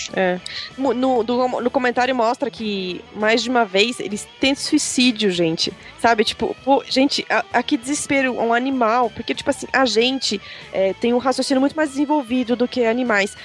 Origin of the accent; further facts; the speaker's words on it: Belgium; moved away; quando eu era pequena na Bélgica, tinha orcas no zoológico da Bélgica. E a minha escola levou a gente pra ir ver as orcas